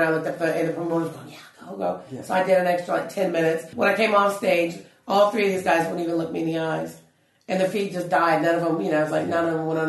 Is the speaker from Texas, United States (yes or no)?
yes; Dallas, Texas, United States; moved away as an adult; now in United Kingdom; I'm from Dallas